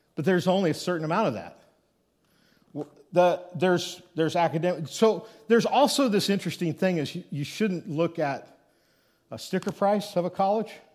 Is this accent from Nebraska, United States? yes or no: yes; Thedford, Nebraska, United States; little village called Thedford, Nebraska is where, uh, my, I would say my hometown is